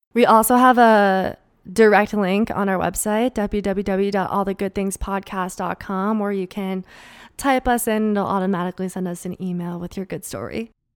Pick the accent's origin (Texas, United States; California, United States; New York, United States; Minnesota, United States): Minnesota, United States; accent: Minnesotan; my Minnesotan accent